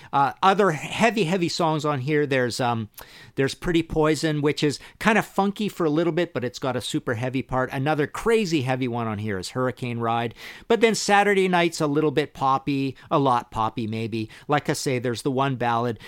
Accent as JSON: {"language": "English", "town": "Trail", "region": "British Columbia", "country": "Canada", "tie": "born or raised there", "said": "I grew up in Trail, B C, little town in British Columbia"}